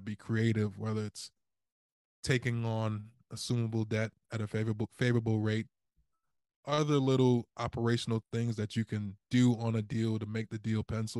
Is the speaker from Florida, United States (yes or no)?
no; Baltimore, Maryland, United States; I am from Baltimore City